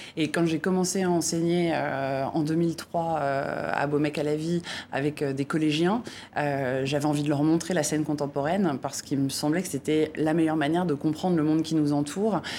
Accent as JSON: {"language": "French", "country": "France", "said": "en tant que Français"}